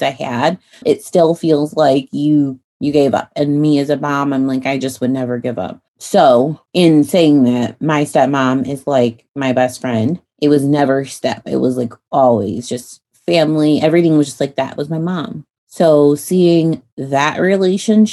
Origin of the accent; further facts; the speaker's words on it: Illinois, United States; moved away as an adult; now in Texas, United States; I grew up in Illinois